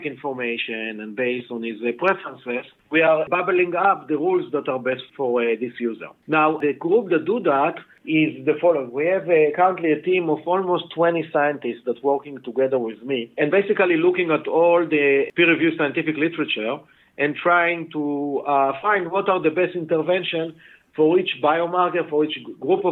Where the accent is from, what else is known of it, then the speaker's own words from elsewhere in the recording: Israel; English is a second language; moved away as an adult; now in Boston, United States; you can hear from my accent that I'm not a Native American. I actually was born and raised in Israel